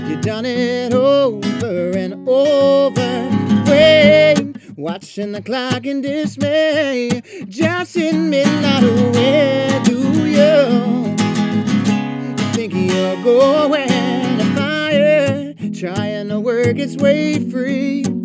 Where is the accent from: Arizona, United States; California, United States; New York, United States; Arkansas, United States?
New York, United States; Queens; also born or lived in Hawaii / Florida; And we were raised in Queens, New York, and then also in Hawaii and Florida.